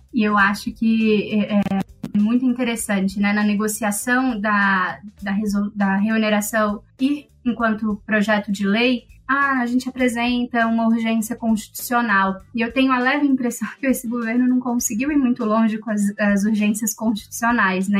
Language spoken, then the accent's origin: Portuguese; Brazil; Como bons brasileiros